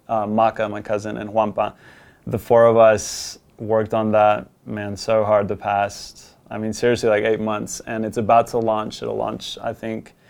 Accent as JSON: {"language": "English", "country": "United States", "tie": "born or raised there", "also_born_or_lived": "Colombia", "said": "go back to my home country where I was born"}